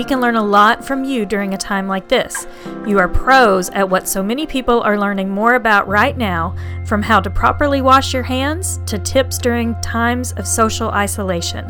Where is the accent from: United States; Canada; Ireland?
United States; Oklahoma; now in Houston, United States; I grew up in Oklahoma